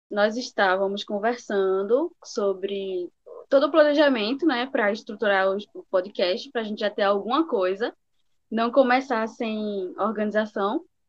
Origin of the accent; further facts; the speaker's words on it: Recife, Pernambuco, Brazil; Eu sou de Recife, Pernambuco